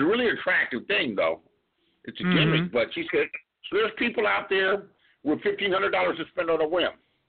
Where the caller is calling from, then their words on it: California, United States; I'm calling you from California, USA.